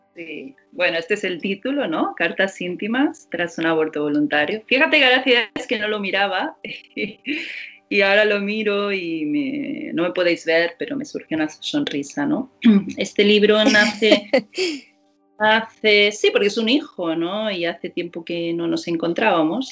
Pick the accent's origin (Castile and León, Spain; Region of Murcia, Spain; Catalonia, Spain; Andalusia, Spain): Catalonia, Spain; Barcelona; mi ciudad natal, que es Barcelona